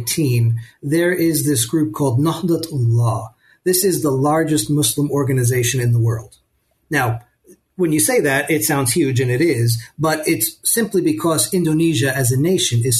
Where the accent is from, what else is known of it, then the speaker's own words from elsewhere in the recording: United States; now in Egypt; me as an American